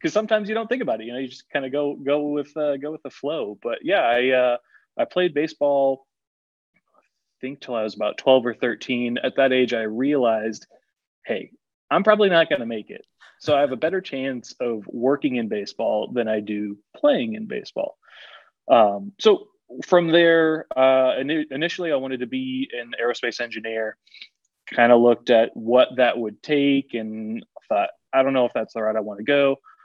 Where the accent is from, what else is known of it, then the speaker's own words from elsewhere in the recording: West Palm Beach, Florida, United States; moved away as an adult; also born or lived in Miami, Florida / Greenville, Tennessee / Biloxi, Mississippi; I grew up in West Palm